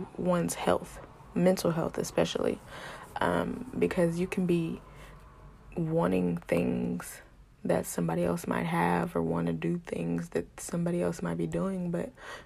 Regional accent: Houston, Texas, United States; I'm from Houston

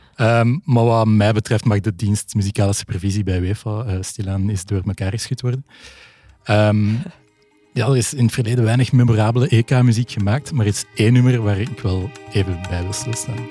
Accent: Belgium

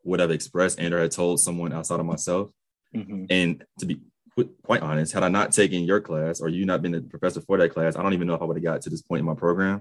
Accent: United States; particularly being an American, U.S. born American citizen

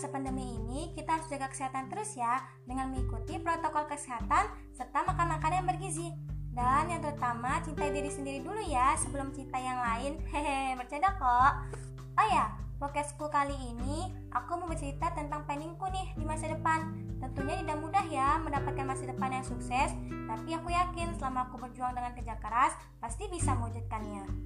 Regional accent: Bandar Lampung, Lampung, Indonesia; Asalku dari Bandar Lampung

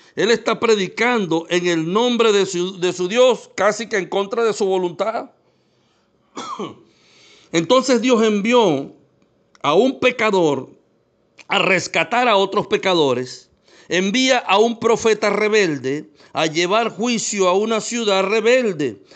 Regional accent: Venezuela

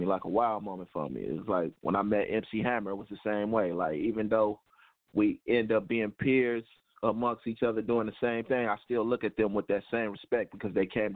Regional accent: Oakland, California, United States; also born or lived in Fresno, California; where I grew up at in East Oakland, I was born in Fresno, but that was by way of my mom just traveling

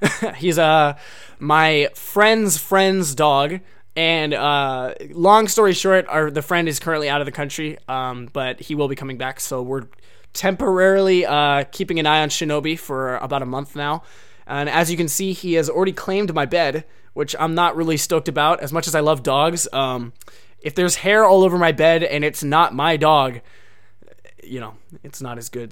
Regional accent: Oregon, United States; now in Japan; I'm from Oregon, so I'm used to cold weather

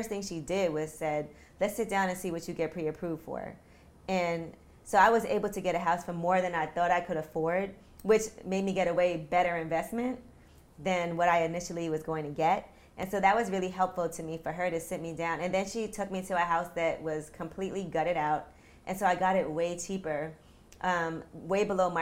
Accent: New York City, New York, United States; one of my friends that I grew up with in Brooklyn

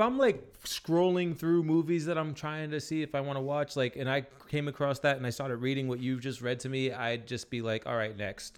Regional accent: Rhode Island, United States; We're from Rhode Island

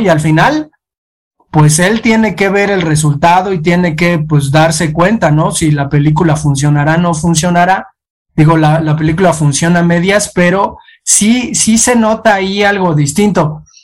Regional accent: Mexico; also born or lived in Tula, Hidalgo; somos los mexicanos

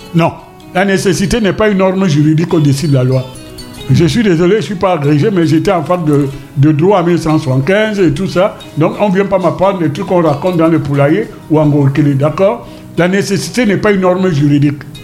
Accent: Douala, Littoral, Cameroon; also born or lived in Paris; Quand j'étais jeune ici à Douala

